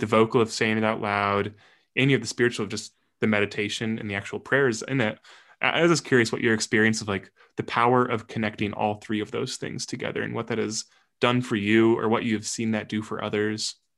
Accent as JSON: {"language": "English", "area": "near El Paso", "region": "Illinois", "country": "United States", "tie": "born or raised there", "said": "only about a thirty or forty-five minute drive from my hometown"}